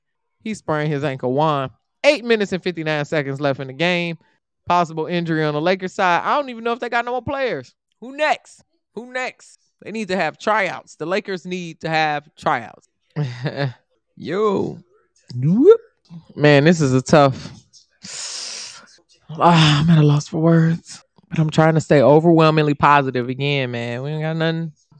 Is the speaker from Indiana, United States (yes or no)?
yes; Indiana, United States; first of all, I'm from Indiana.